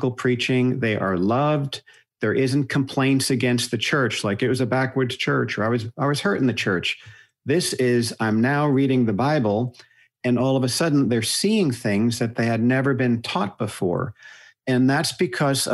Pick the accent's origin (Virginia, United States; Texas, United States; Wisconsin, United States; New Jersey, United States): New Jersey, United States; moved away as an adult; also born or lived in Colorado; I grew up in New Jersey